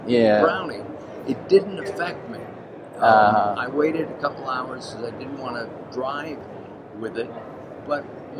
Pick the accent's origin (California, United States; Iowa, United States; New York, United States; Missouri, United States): California, United States; I'm from California